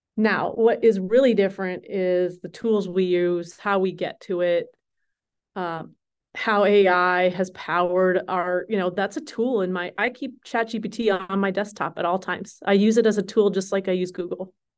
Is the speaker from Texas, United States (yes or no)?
no; Minnesota, United States; moved away as an adult; also born or lived in Colorado / Cambridge, England / Missoula, Montana / Seattle; I grew up in Minnesota, born and raised through high school